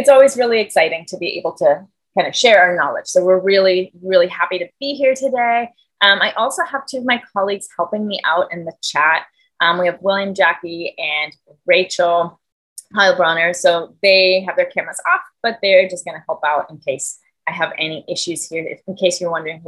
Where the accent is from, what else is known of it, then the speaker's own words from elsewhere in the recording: Germany; English is a second language; moved away as an adult; So I'm from Germany, born and raised, and I moved here when I was 20 years old and went to college here.